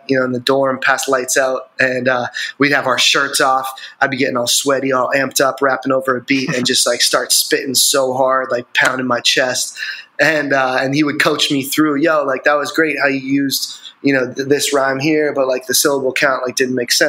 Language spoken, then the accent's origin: English; Andover, Massachusetts, United States; I grew up in Andover, Massachusetts, which is about like 25 minutes north of Boston.